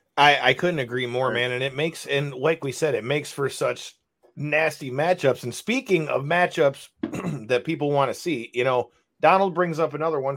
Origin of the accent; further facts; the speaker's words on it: Michigan, United States; we are from Michigan